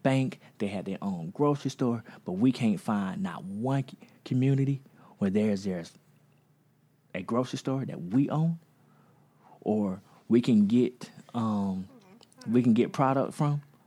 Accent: United States; I'm from Magnolia

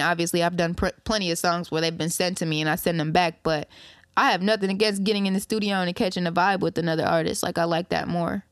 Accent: Ypsilanti, Belleville, Ann Arbor, Inkster, Michigan, United States; also born or lived in Detroit, Michigan; I was raised in Belleville, raised in Ann Arbor, raised in Inkster, you feel me? But I was born in Ipsy, Southside, and that's what I represent

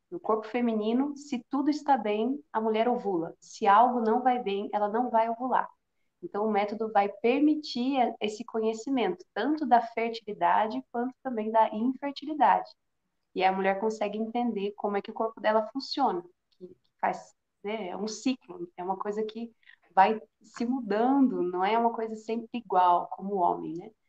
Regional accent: Piedade, São Paulo, Brazil; sou aqui de Piedade, interior de São Paulo, pertinho aí de Sorocaba.

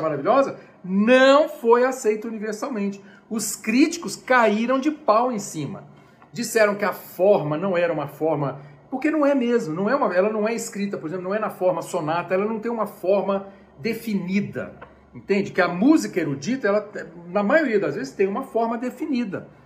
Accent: Brazil; also born or lived in United States; now in Brasília, Brazil; eu sou brasileiro

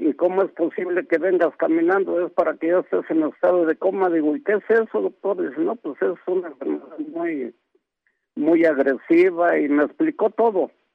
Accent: Veracruz, Mexico; now in Mexico City, Mexico; yo hablo ahorita de aquí, este, de aquí de la Ciudad de México, pero yo soy del estado de Veracruz

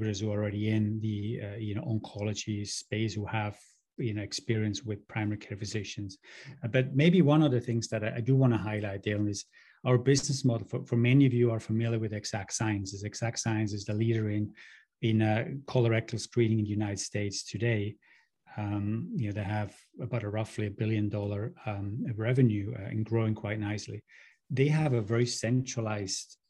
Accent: near Lucerne, Switzerland; My hometown is a little town called Rolt outside of the central city of Lucerne in Switzerland.

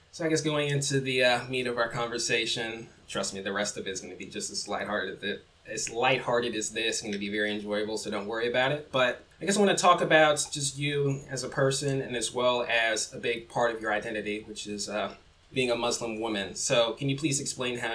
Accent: Mississippi, United States; I'm from Mississippi

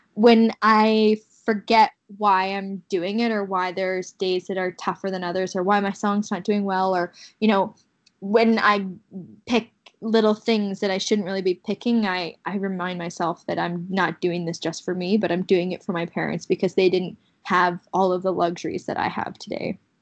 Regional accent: Kamloops, British Columbia, Canada; Kamloops, my hometown

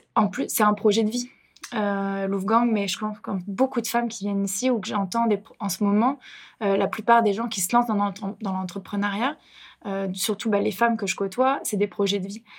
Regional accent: France; moved away as an adult; now in Montreal, Canada; Je viens en effet de France, une Française euh, à Montréal

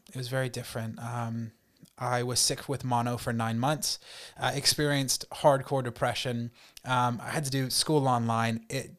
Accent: North Carolina, United States; born there; I was born in North Carolina, raised in a very Christian home.

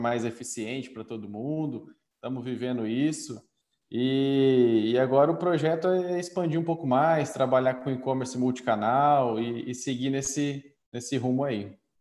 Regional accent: Campo Grande, Mato Grosso do Sul, Brazil; born or raised there; also born or lived in northern Paraná

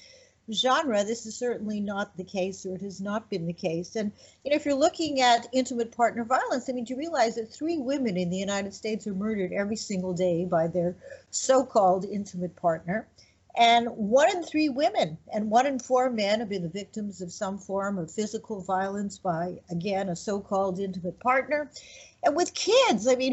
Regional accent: Canada; moved away; also born or lived in Quebec; I'm Canadian

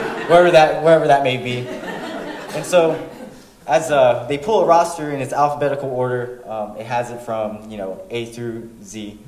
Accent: Florida, United States; moved away as an adult; also born or lived in North Carolina; now in Fort Leonard Wood, United States; I'm from Florida. I'm stationed at Fort Leonard Wood as a United States Marine.

